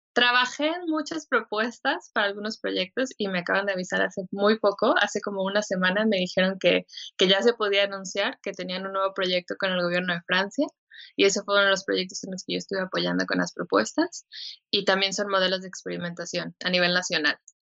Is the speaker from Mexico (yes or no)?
yes; Mexico; also born or lived in Helsinki, Finland; soy mexicana, soy diseñadora